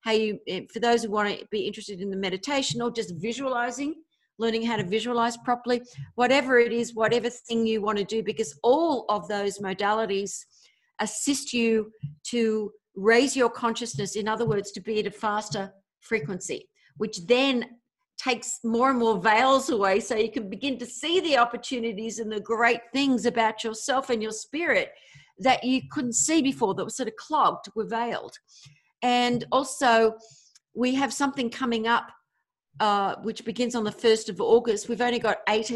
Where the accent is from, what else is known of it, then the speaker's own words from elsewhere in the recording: Australia; also born or lived in America; now in United States; another Aussie Sheila